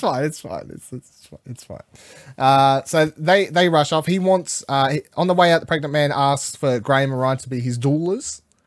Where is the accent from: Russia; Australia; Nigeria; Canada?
Australia; I'm Australian